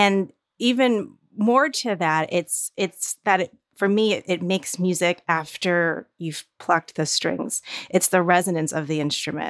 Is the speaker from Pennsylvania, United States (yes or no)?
no; New Jersey, United States; moved away; I grew up in New Jersey, a very sort of supportive community